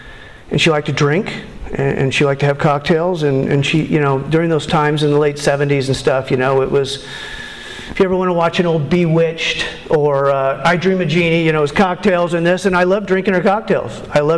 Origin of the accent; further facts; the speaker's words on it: Huntington Beach, California, United States; also born or lived in Hawaii; I was born in Hawaii. I came from a military family, and which meant we moved a lot. And we left Hawaii when I was still pretty young, and moved to the mean streets of Huntington Beach. And I lived there most of my life.